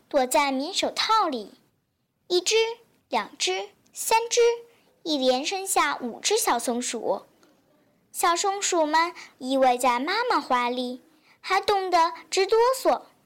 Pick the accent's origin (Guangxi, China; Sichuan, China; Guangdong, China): Guangxi, China; Liuzhou; 我是来自广西柳州的